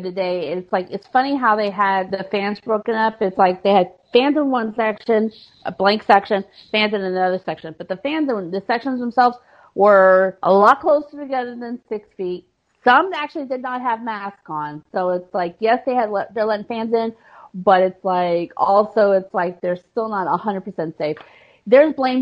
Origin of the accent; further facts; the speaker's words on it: Houston, Texas, United States; I'm from Houston, like Sammy is.